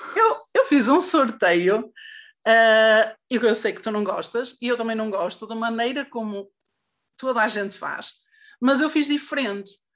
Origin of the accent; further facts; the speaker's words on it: Santa Maria da Feira, Norte, Portugal; Eu sou de Santa Maria da Feira